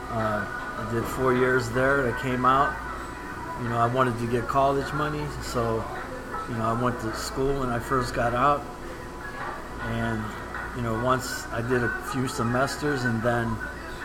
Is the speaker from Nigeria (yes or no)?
no; United States; Born and raised in the United States